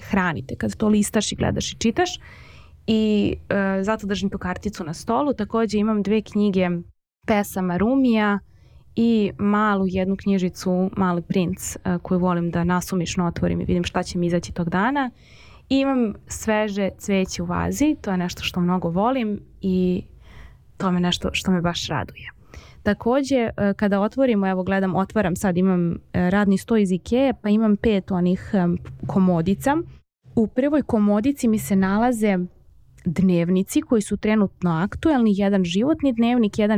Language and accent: Croatian; Belgrade, Serbia; kad sam bila mala kristali nisu postojali u Beogradu